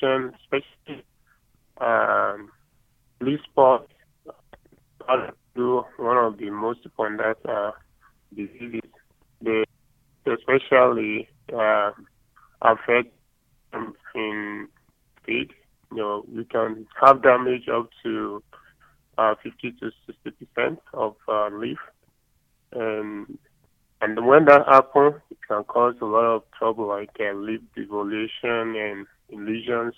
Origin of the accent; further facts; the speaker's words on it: Nigeria; moved away as an adult; also born or lived in Nebraska, United States; now in Tennessee, United States; I'm originally from Nigeria.